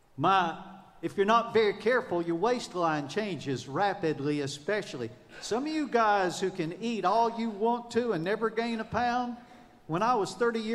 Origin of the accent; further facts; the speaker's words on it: the South, United States; I'm from the South. And in the South, we say, take off the ratty